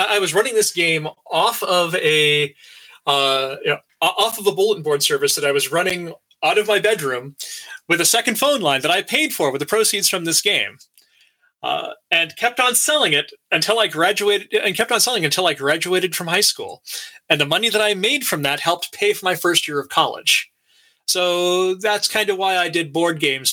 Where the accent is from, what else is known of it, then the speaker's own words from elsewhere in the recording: Alaska, United States; now in Troy, United States; went to University of Alaska, growing up in Alaska